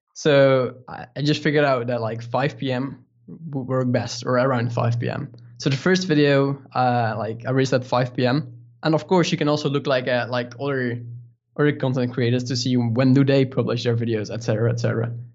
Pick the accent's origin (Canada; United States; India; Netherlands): Netherlands; English is a second language; we're from the Netherlands